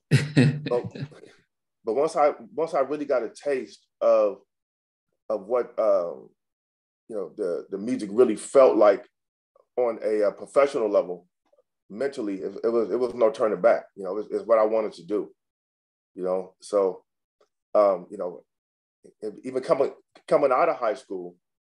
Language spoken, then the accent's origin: English; Sacramento, California, United States; now in Los Angeles, United States; I'm based in Los Angeles, in Los Angeles, California. But I was actually born in Sacramento, California